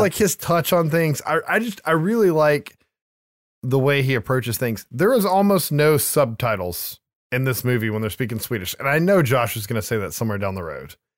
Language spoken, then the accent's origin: English; United States; as an American